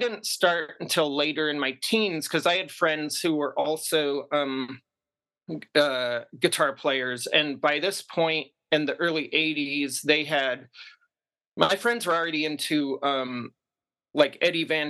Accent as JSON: {"language": "English", "town": "Seattle", "region": "Washington", "country": "United States", "tie": "born or raised there", "also_born_or_lived": "Brooklyn, New York", "said": "we were growing up in the Seattle area as kids in the suburbs."}